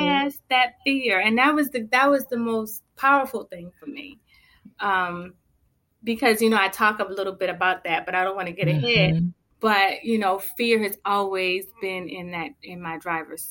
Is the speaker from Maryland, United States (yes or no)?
yes; Baltimore, Maryland, United States; also born or lived in Charlotte area; now in Charlotte, United States; I'm originally from Baltimore, Maryland. I'm currently residing in the Charlotte area